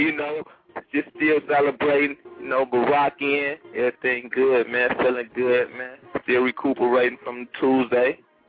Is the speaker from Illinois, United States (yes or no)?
yes; Chicago, Illinois, United States; you know I'm from the West Side, man, K-Town